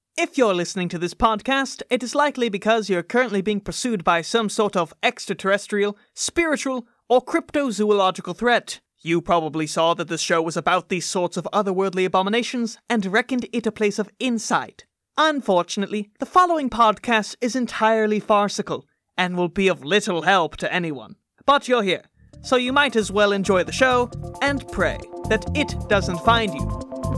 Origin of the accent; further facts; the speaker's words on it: Midwest, United States; I'm saying this as a Midwesterner